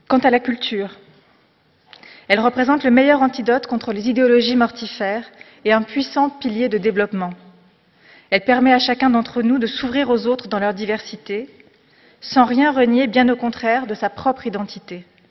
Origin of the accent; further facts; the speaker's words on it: France; also born or lived in Morocco; J'ai grandi en France, mais avec la chance de venir d'ailleurs